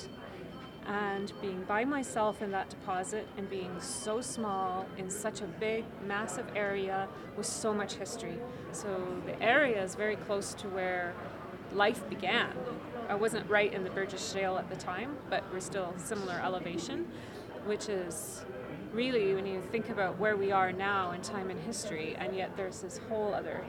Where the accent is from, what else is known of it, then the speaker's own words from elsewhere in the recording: Canmore, Alberta, Canada; my hometown, which is Canmore, Alberta